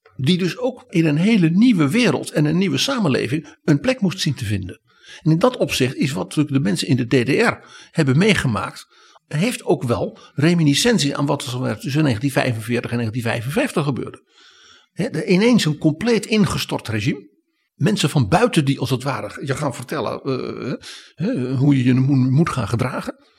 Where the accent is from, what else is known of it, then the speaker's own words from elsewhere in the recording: Netherlands; wij als Nederlanders